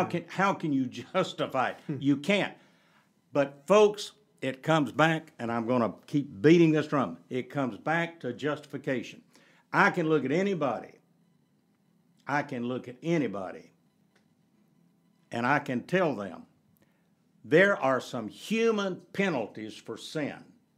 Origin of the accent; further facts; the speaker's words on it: the South, United States; in the culture in which I grew up in the South, you just didn't, divorce was an anomaly.